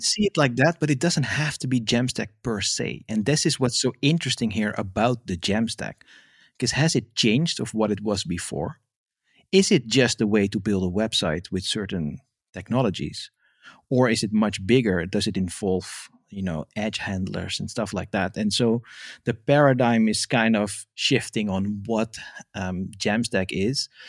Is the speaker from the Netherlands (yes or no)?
yes; Amsterdam, North Holland, Netherlands; first language Dutch; English is a second language; moved away as an adult; now in France; I'm originally, uh, born and raised in Amsterdam, and now I live in France in the countryside